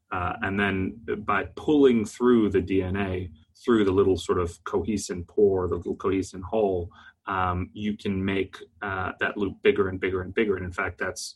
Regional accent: Texas, United States; I'm from Texas.

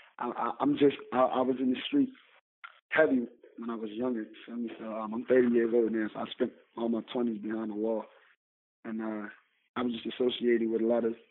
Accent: Philadelphia, Pennsylvania, United States; I'm from Philly. I'm from North Philly, North Side.

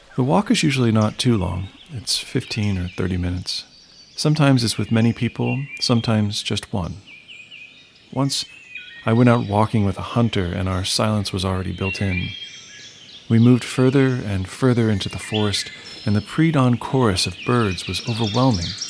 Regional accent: Columbus, Ohio, United States; I grew up and I live in Columbus, an hour north of Appalachian, Ohio

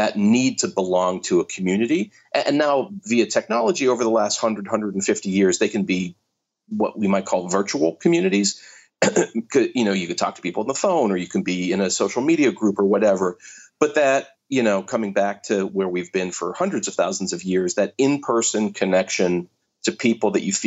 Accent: Pittsburgh, Pennsylvania, United States; I grew up in Pittsburgh

